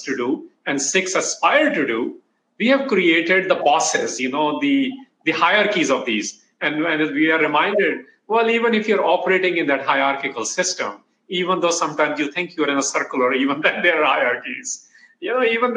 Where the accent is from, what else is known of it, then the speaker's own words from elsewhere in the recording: Kansas City, United States; growing up in Kansas City